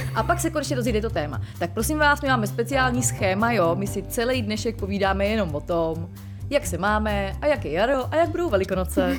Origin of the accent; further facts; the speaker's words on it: Most, Ústí nad Labem Region, Czechia; já jsem původem z Mostu, eh, což je hodně zvláštní kraj